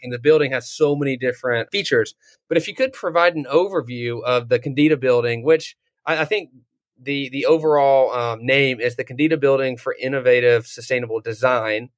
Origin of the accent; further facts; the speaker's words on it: North Georgia, United States; I grew up in North Georgia